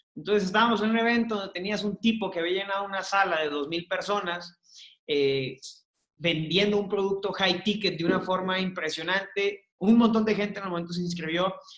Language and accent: Spanish; Hermosillo, Sonora, Mexico; yo soy de Hermosillo